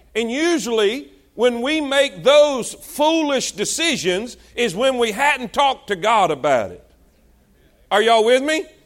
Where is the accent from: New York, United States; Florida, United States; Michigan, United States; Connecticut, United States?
Florida, United States; South; moved away; we're from South Florida